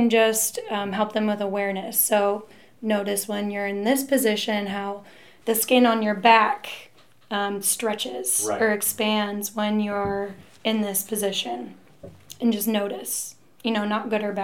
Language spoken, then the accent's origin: English; Wentzville, Missouri, United States; also born or lived in Colorado Springs; In Wentzville. I grew up in Wentzville